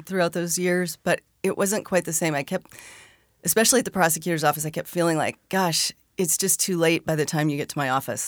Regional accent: Arizona, United States; I grew up in Arizona.

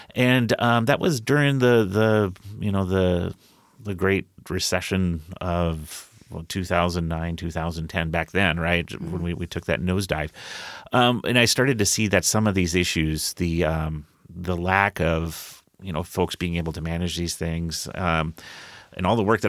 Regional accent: Rochester, Minnesota, United States; born there; I was born in Rochester, Minnesota at the Mayo Clinic.

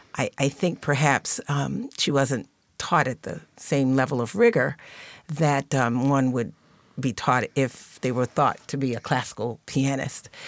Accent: Baltimore, Maryland, United States; my hometown of Baltimore

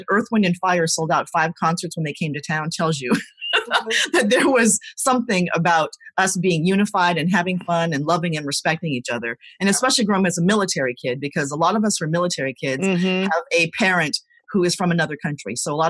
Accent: Virginia, United States; also born or lived in Seoul, South Korea; I was born in Seoul in a neighborhood called Yongsan. I was about 1.5 when we came to the United States. And we landed in Virginia.

